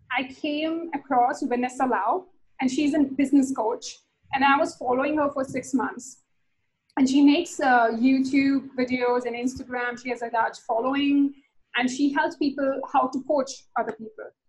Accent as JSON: {"language": "English", "country": "India", "said": "I'm from India"}